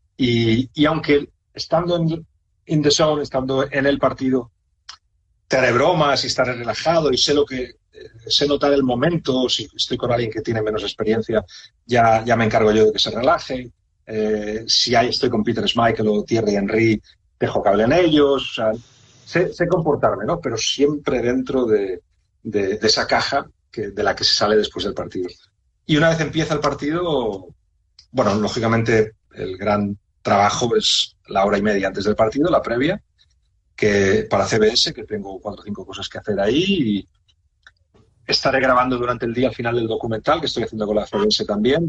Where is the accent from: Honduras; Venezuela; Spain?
Spain; moved away as an adult; also born or lived in Liverpool; soy, soy español